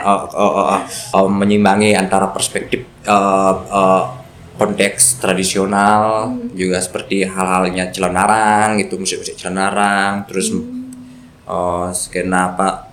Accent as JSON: {"language": "Indonesian", "town": "Ubud", "region": "Bali", "country": "Indonesia", "tie": "born or raised there", "said": "saya juga dari Ubud Perang Tegal"}